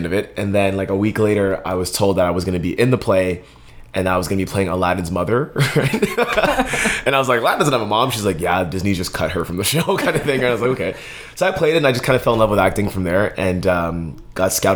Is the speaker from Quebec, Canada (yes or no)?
yes; Montreal, Quebec, Canada; now in Winnipeg, Canada; I'm originally from Montreal, Quebec, born and raised in Montreal, bilingual.